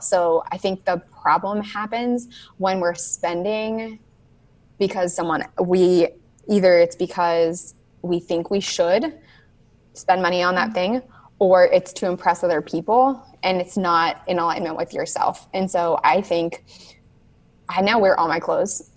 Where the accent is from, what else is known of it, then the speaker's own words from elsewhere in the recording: Southern California, United States; moved away as an adult; now in North Carolina, United States; I am from Southern California. I lived there for 26 years